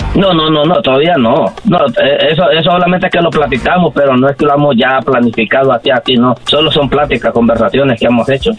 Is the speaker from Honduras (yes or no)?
yes; Honduras; yo soy de Honduras